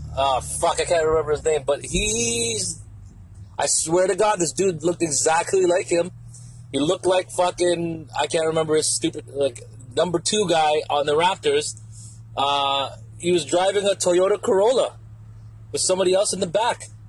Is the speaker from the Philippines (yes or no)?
yes; Philippines; I'm from Philippines. Philippines